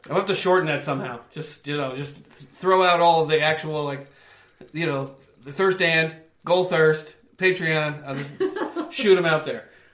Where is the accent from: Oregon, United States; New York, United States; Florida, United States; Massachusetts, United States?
New York, United States; I grew up in New York